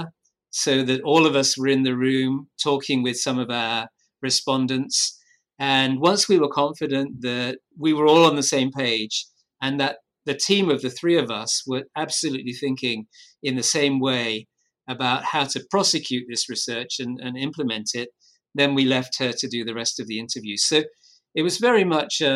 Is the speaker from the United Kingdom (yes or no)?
yes; United Kingdom; I'm British